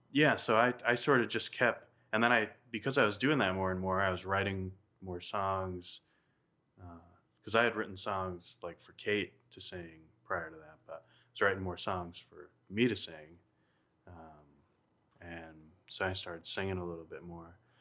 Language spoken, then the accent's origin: English; New Hampshire, United States; my hometown in Kentucky, New Hampshire